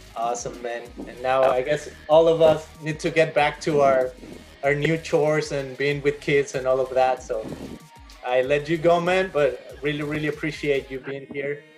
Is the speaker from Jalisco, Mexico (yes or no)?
yes; Guadalajara, Jalisco, Mexico; now in Costa Mesa, United States; I'm originally from Guadalajara, Jalisco, Mexico, and this transmission is being broadcasted from a little tiny house in Costa Mesa, California